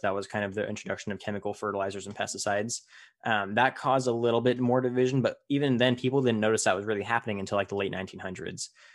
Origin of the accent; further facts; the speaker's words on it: California, United States; I'm from California and I'm involved in agriculture